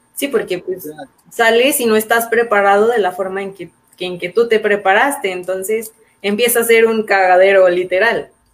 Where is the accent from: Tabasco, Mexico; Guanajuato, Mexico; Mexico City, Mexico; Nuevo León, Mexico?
Guanajuato, Mexico; León; Nosotros somos eh, de León, Guanajuato, estamos en el centro del país